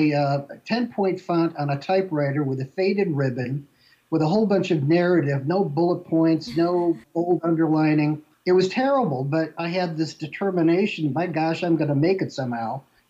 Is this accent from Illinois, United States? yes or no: yes; Glenview, Illinois, United States; moved away; also born or lived in Oak Hill; I was born and raised in Glenview, Illinois, a suburb of Chicago, and really loved growing up there. It was a great town. I went to high school at Loyola Academy